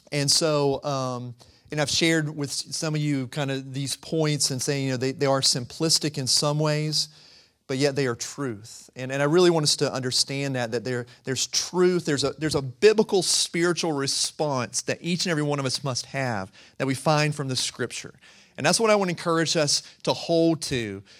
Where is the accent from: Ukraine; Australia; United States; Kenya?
United States; rural North Carolina; I'm from the mountains. I'm from rural North Carolina too, so I say humble. I put that H in there